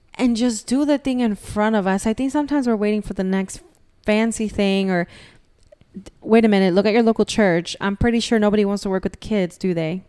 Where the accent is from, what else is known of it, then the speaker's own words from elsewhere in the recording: Florida, United States; we're from Florida